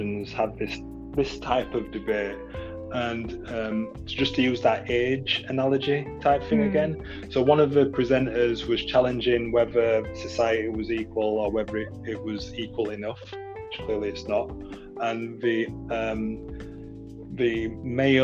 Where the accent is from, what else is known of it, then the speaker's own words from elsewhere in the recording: United Kingdom; I don't see myself as British